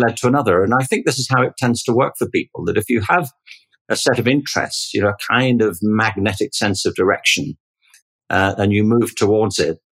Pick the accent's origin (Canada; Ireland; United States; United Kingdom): United Kingdom; Liverpool, North West England; I grew up in Liverpool in England in the 1950s and 1960s.